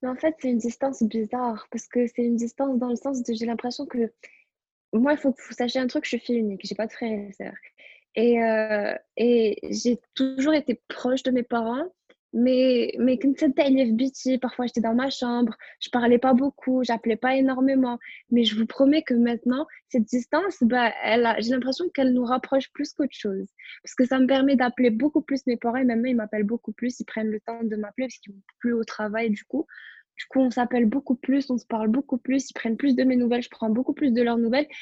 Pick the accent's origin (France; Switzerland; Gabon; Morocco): Morocco; moved away as an adult; now in Montreal, Canada; c'est la toute première fois que je quitte le Maroc et que vraiment je pars vivre euh, ailleurs